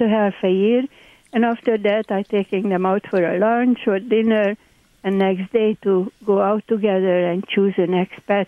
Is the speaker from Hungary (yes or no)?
yes; Hungary; accent: Hungarian; English is a second language; moved away; My accent, by the way, is Hungarian.